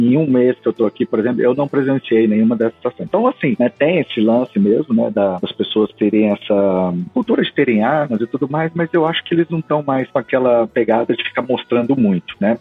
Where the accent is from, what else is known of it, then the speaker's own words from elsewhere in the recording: Rio Verde, Goiás, Brazil; also born or lived in Bellevue, Washington, United States; now in McKinney, United States; me lembra minhas origens, né, cara? Eu sou de Rio Verde, em Goiás